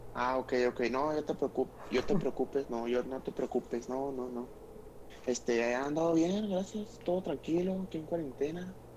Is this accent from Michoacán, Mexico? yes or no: no; Delicias, Chihuahua, Mexico; De Delicia, Chihuahua